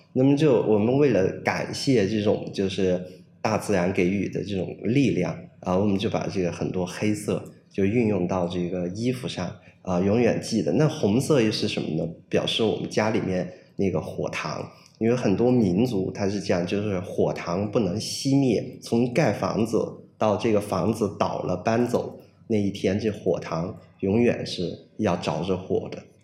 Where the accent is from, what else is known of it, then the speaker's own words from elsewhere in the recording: Pu'er, Yunnan, China; also born or lived in France; now in Beijing, China; 我是完全是从热带雨林走出来的这样的一个人。啊，我的家乡是在普洱，在云南的普洱。呃，有一部分是在北回归线上